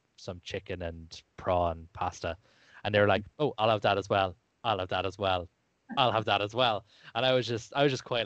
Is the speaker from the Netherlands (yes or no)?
no; Ireland; as you can tell by my lyrical accent, I am from Ireland